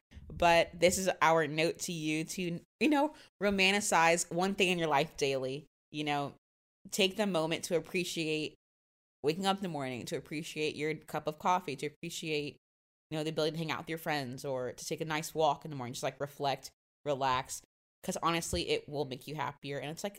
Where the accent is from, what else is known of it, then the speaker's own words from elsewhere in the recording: Jacksonville, Florida, United States; now in New York, United States; I'm from Jacksonville, Florida. I can't go be a tourist in my own city because Jacksonville's fucking boring.